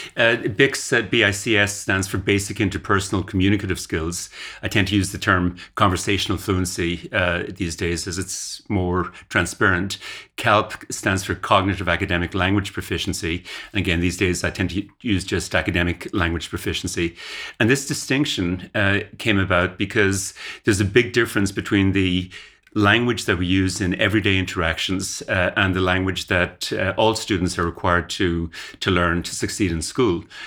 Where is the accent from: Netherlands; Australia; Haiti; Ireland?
Ireland; moved away as an adult; now in Canada; I grew up in Ireland uh, and went to university in Ireland, and then went to Canada to do graduate work uh, and uh, stayed in Canada basically.